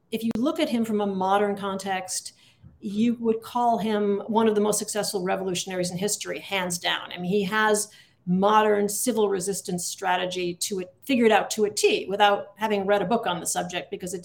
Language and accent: English; Adams, Massachusetts, United States; I am from Adams, Massachusetts, which was named for Samuel Adams